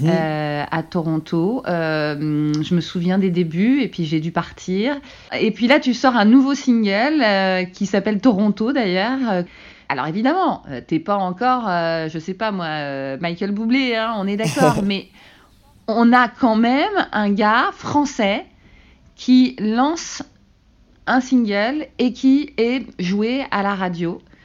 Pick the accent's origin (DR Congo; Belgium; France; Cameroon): France; now in Canada; en tant que Français